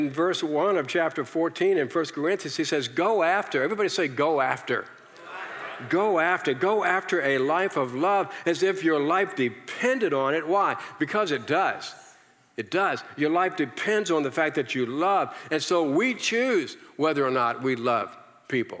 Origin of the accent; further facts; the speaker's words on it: Virginia, United States; I came from the South, okay? I'm from Virginia